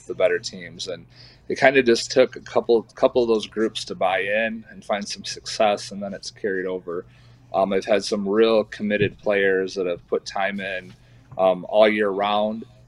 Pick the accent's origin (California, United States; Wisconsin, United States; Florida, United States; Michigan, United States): Michigan, United States; East Jordan; now in Lake City, United States; I grew up in East Jordan, Michigan, which is about an hour north here of Lake City